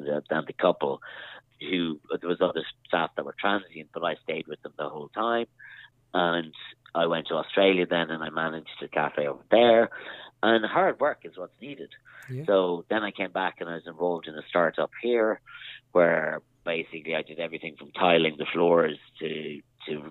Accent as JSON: {"language": "English", "town": "Castlebar", "region": "Connacht", "country": "Ireland", "also_born_or_lived": "Dublin", "moved": "yes", "said": "I'm originally from Castlebar in Mayo"}